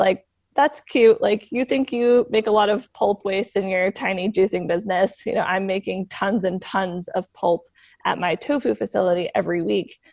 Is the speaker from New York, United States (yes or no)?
no; Sandwich, Massachusetts, United States; I grew up on um, Cape Cod, Massachusetts, in a town called Sandwich